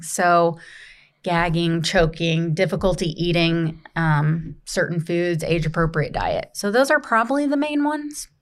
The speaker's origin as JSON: {"language": "English", "region": "Kentucky", "country": "United States", "tie": "born or raised there", "also_born_or_lived": "Indiana", "moved": "as an adult", "lives_now": "Greenville, United States", "said": "born and raised in Kentucky."}